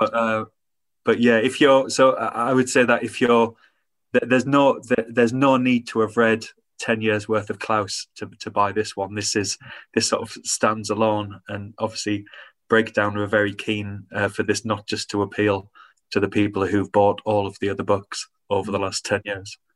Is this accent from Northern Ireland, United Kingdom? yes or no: no; Hartlepool, North East England, United Kingdom; when I grew up in Hartlepool